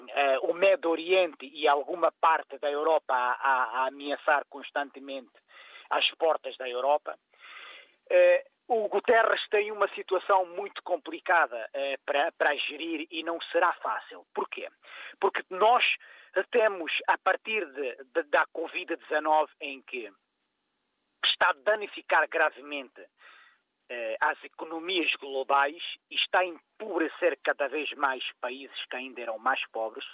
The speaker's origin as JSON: {"language": "Portuguese", "country": "Portugal", "said": "eu como português"}